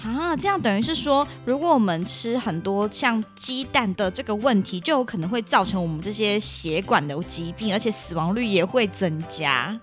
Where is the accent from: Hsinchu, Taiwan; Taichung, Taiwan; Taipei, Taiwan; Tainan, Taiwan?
Hsinchu, Taiwan; 我来自新竹